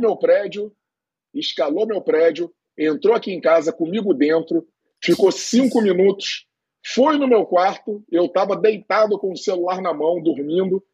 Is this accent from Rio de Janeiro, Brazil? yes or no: yes; Niterói, Rio de Janeiro, Brazil; treinando lá em Niterói, eu sou de Niterói